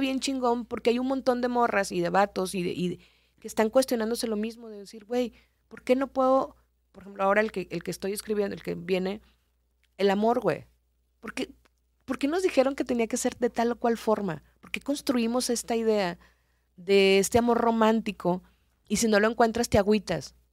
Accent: Culiacán, Sinaloa, Mexico; moved away as an adult; also born or lived in Nuevo Laredo / Mexico City / Reynosa; Yo soy de Culiacán, estaba en Culiacán

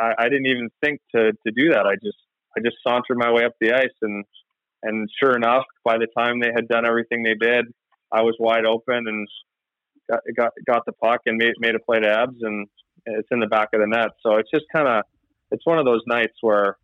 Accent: just outside of Toronto, Ontario, Canada; now in Edmonton, Canada; I grew up just outside of Toronto

